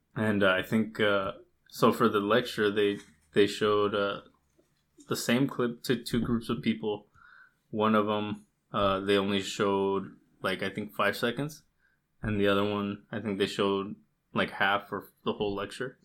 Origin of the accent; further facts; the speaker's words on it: United States; my family was like the only Mexican family in the states.